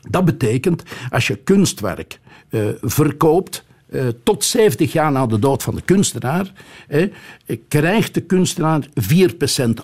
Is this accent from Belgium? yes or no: yes; Flemish Brabant, Belgium; now in Antwerp, Belgium; als Brabander